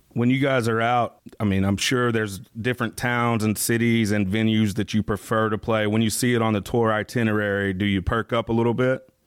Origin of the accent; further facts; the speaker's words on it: St. Louis, Missouri, United States; we're from the St. Louis area